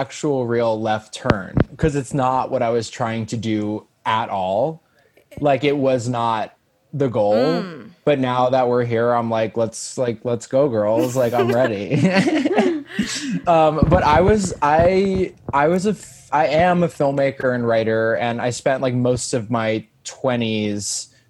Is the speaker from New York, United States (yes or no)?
yes; Long Island, New York, United States; I'm from Long Island